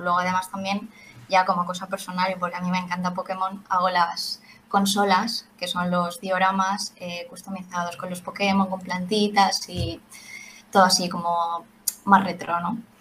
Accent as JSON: {"language": "Spanish", "town": "Valencia", "region": "Valencian Community", "country": "Spain", "said": "Somos de Valencia"}